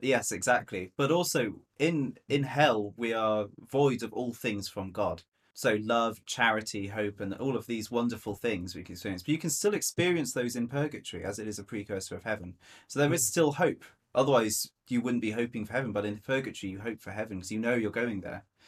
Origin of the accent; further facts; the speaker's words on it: Hereford, West Midlands, United Kingdom; moved away as an adult; now in Twickenham, United Kingdom; I'm from Hereford, but I study in um, St Mary's University in in Twickenham